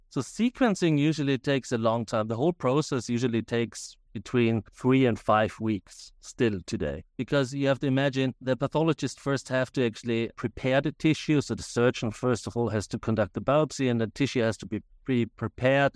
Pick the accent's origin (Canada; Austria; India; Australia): Austria; now in United States; As you can hear from my accent, I'm originally from Austria, but, uh, in the U S for a very, very long time